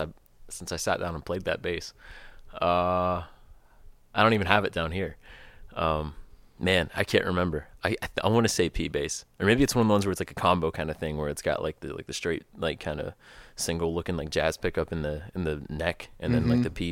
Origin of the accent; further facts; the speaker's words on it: Pittsburgh, Pennsylvania, United States; The Pittsburgh area.